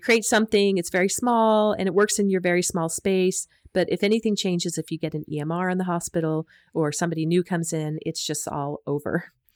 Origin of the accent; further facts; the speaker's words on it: United States; moved away as an adult; also born or lived in Utah; now in Australia; I'm from the U S, as you can probably hear from my accent